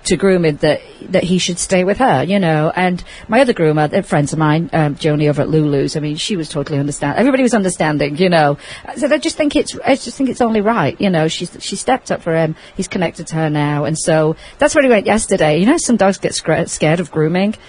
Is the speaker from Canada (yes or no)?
no; England, United Kingdom; now in Las Vegas, United States; I grew up with in England